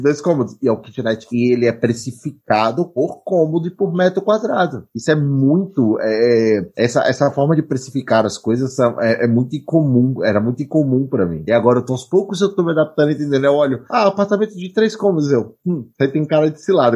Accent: Salvador, Bahia, Brazil; moved away as an adult; also born or lived in Barreiras, Bahia; Eu sou nascido e criado em Salvador, e aí no início de 2000, né, minha chegada à beira da idade adulta, me movi para Barreiras.

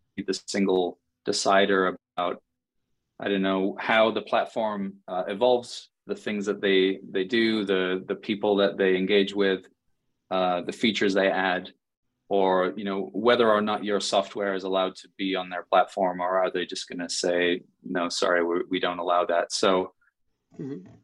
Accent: England, United Kingdom; moved away as an adult; also born or lived in New York City; now in United States; I'm from England originally, and I moved to uh-huh. the US about 10 years ago

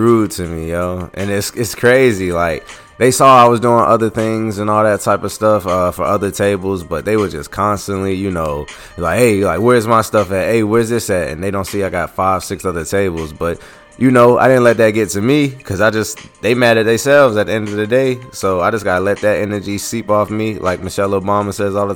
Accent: Philadelphia, Pennsylvania, United States; I'm from Philly

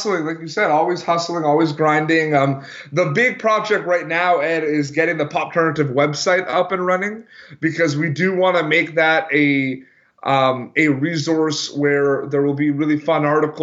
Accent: Montreal, Quebec, Canada; growing up in Montreal, Quebec, Canada

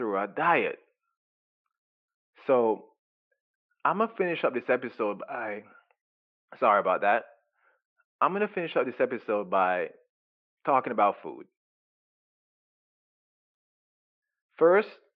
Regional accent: Jamaica; now in United States; I was raised in Jamaica and everything we do is organic

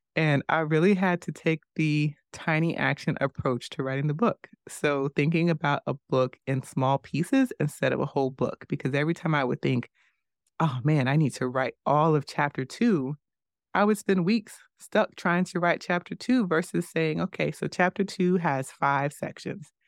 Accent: United States; As an American

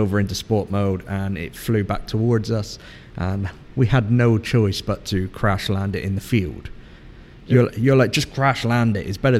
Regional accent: England, United Kingdom; And me being an Englishman, I was like, nah, it'd be all right.

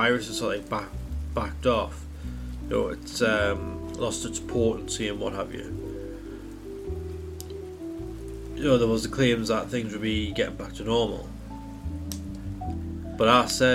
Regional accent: United Kingdom; as a British person

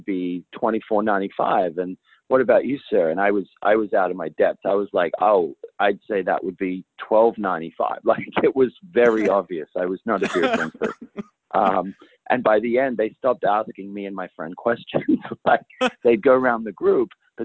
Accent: Australia; now in United States; being Australian

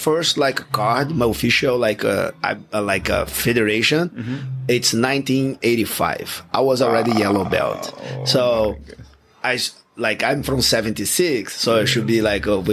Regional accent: Rio de Janeiro, Brazil; English is a second language; moved away; I grew up about one block by the beach in the beautiful Rio de Janeiro in Ipanema

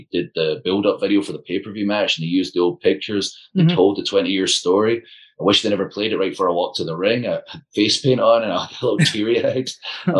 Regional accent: Scotland, United Kingdom; I'm like British, I'm Scottish.

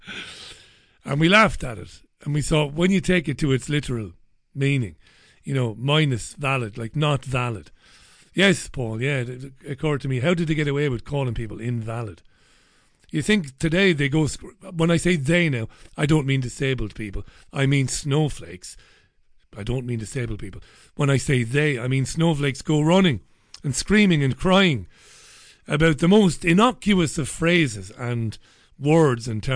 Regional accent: Waterford, Munster, Ireland; growing up in Ballybeg in Waterford, heading into Waterford, into the town

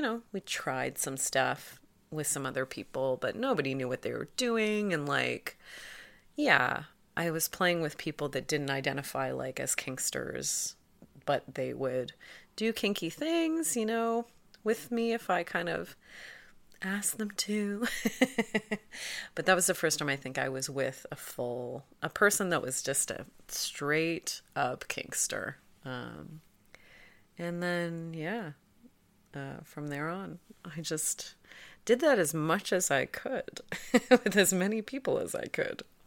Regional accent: Toronto, Ontario, Canada; I'm from Toronto.

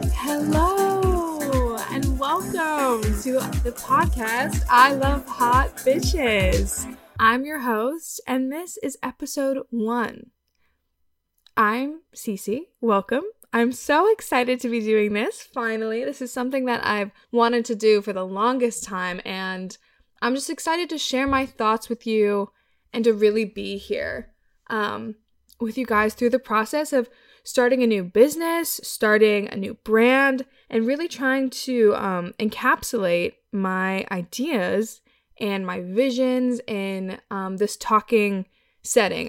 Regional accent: Wisconsin, United States; I'm from Wisconsin

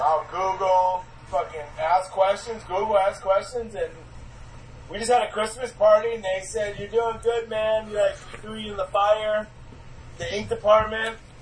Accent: Madison, Wisconsin, United States; moved away; I grew up with him in Wisconsin

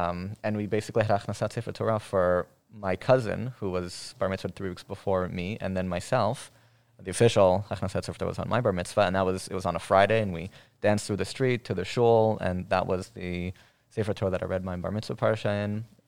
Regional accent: Efrat, West Bank, Palestine; I grew up in Efrat, which is in the settlement area, Judea and Samaria, Yudav Shamron. So we neighbor with a lot of Palestinian communities.

